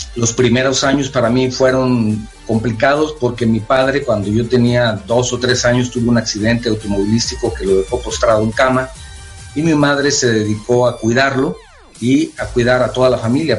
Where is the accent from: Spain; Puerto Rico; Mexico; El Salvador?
Mexico; Guadalajara, Jalisco; Tapatío de nacimiento. Así nos dicen a los que nacimos en Guadalajara.